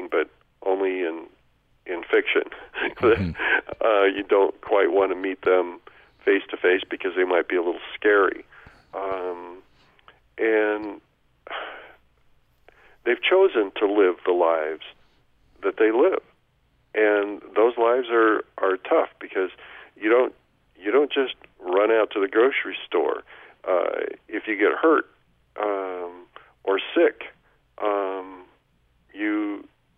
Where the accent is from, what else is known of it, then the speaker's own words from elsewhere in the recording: Oregon, United States; Oregon, my home state